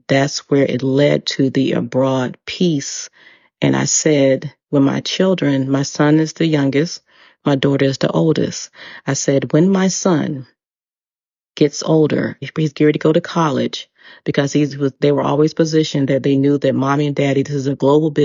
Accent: United States; first language English; moved away as an adult; also born or lived in Dubai; I am an American. And I said, I'm from the United States. I'm a native English speaker.

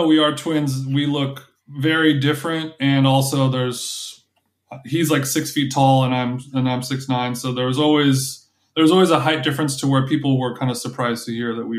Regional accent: Huntington Beach, California, United States; Yeah, I'm from Huntington Beach. Yeah.

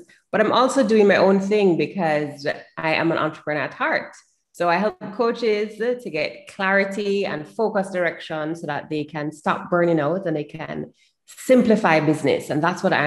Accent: Jamaica; I'm from Jamaica.

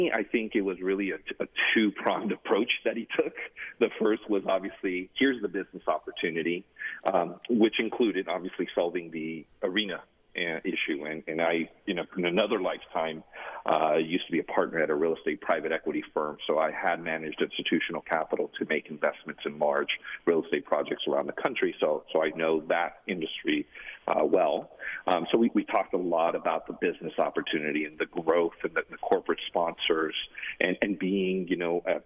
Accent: San Jose, California, United States; moved away as an adult; also born or lived in Mexico; now in Phoenix, United States; my hometown of San Jose, California

